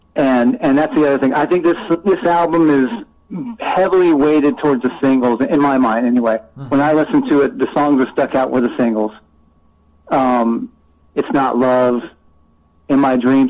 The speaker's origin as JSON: {"language": "English", "region": "Southern California", "country": "United States", "tie": "born or raised there", "said": "I grew up in Southern California"}